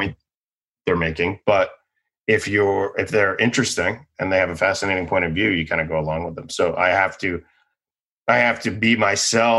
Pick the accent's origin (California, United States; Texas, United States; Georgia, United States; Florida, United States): Florida, United States; Boca Raton; also born or lived in Boston; now in Los Angeles, United States; I think I'm from Boca Raton, Florida